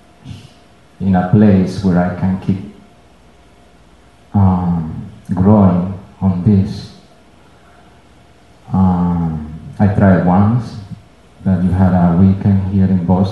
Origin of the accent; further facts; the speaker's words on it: Venezuela; moved away; I moved here. I'm from Venezuela